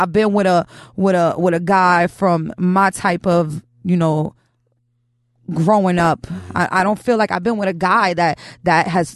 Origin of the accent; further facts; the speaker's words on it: New York City, New York, United States; I'm from Chelsea